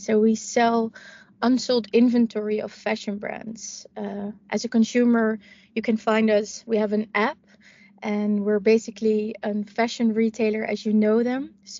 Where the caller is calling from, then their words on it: Amsterdam, North Holland, Netherlands; I'm dialing in from Amsterdam, from our hub at the Houthaven.